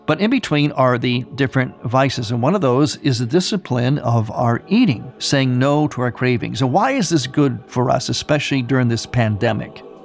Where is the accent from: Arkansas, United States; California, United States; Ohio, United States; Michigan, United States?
Ohio, United States; my home state of Ohio